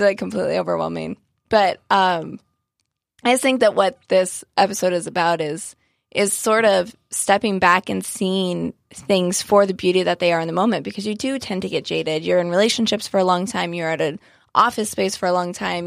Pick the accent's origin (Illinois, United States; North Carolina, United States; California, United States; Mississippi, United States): California, United States; Joshua Tree; now in San Diego, United States; I grew up in Joshua Tree